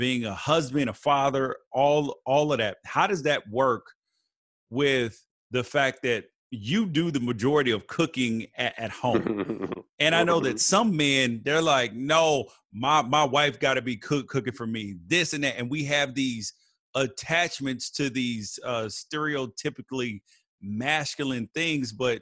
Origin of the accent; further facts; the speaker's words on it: Memphis, Tennessee, United States; now in California, United States; I grew up in Memphis originally.